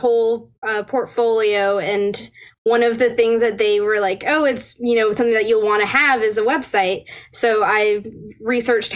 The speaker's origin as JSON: {"language": "English", "region": "Northern Alabama", "country": "United States", "tie": "born or raised there", "also_born_or_lived": "Virginia", "said": "I'm going to be moving from Northern Alabama over to George Mason University around Fairfax area."}